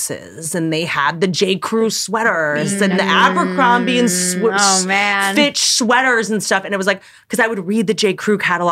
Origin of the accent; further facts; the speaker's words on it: Washington, District of Columbia, United States; also born or lived in Virginia / Harpers Ferry, West Virginia; I was half grew up in Washington, D.C. in Georgetown.